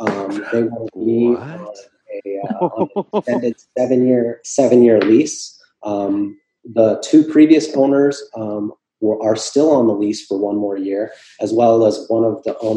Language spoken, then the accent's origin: English; Minneapolis, Minnesota, United States; now in Florida, United States; I'm from Minneapolis originally